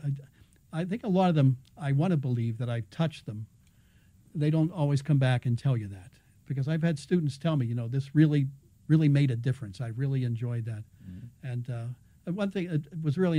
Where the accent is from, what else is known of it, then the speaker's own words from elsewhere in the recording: Pittsburgh, Pennsylvania, United States; moved away as an adult; now in Chicago, United States; I grew up in Pittsburgh, PhD, University of Pittsburgh, 1980. I've been at DePaul since then, 39th year.